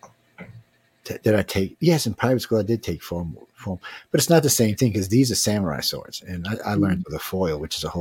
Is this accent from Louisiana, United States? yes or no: yes; New Orleans, Louisiana, United States; I'm from New Orleans